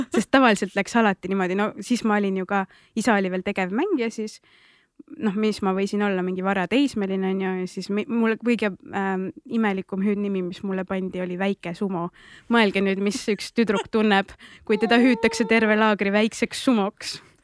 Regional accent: Tallinn, Harju County, Estonia; olen üles kasvanud Nõmmel, no laagris seal

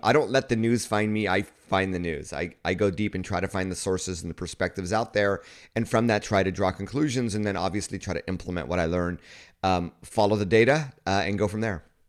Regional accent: Southern California, United States; moved away as an adult; also born or lived in Kyoto, Japan; I grew up in an area in Southern California where most of my friends were Asian American

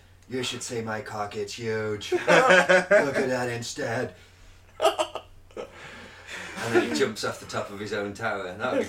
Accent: United Kingdom; I'm British.

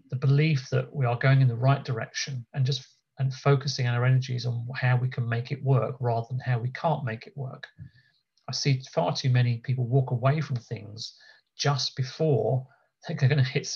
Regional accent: United Kingdom

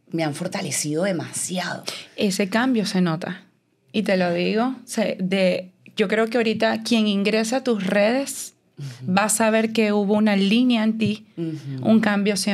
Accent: Venezuela; moved away as an adult; yo pensé que yo iba a poder continuar ejerciendo mi profesión en mi país. Realmente para mí nunca fue una meta irme de Venezuela. Yo me sentía demasiado bien en mi país.

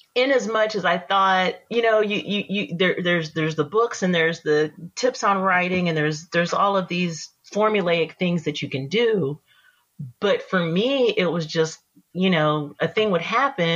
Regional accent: East Texas, United States; moved away as an adult; I grew up in East Texas.

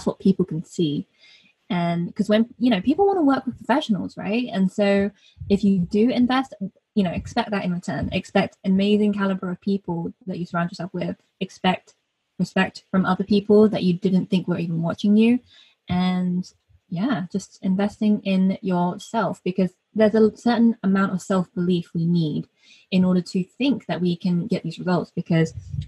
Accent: North Devon, South West England, United Kingdom; I am British born. I'm British born Chinese, so we call ourselves BDCs over here. And yeah, so I grew up in North Devon

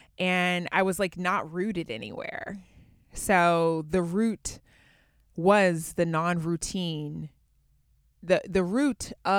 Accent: Atlanta, Georgia, United States; Well, so where I grew up in Atlanta, after I was done with high school, went to college and at Auburn University in Alabama

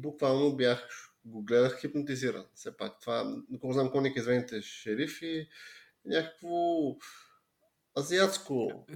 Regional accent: Bulgaria; съм и българин

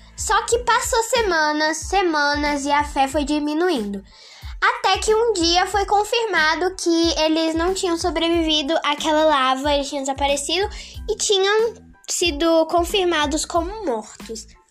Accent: Brasília, Federal District, Brazil; eu tenho 12 anos, sou de Brasília

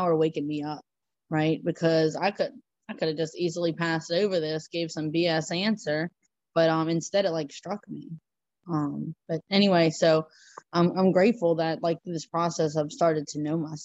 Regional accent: Louisiana, United States; I'm from Louisiana. It's all flat

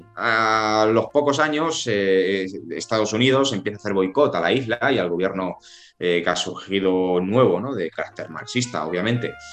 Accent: Spain

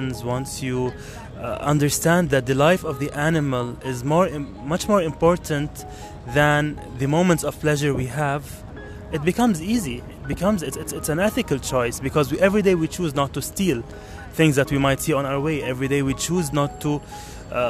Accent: Kuwait; moved away as an adult; also born or lived in Lebanon; now in Netherlands; I was born in Kuwait, raised in Kuwait

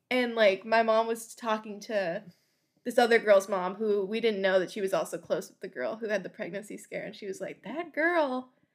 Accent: Florida, United States; I'm from Florida

